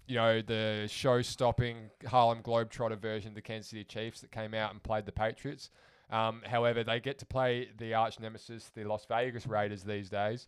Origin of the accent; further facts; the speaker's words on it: Australia; as an Australian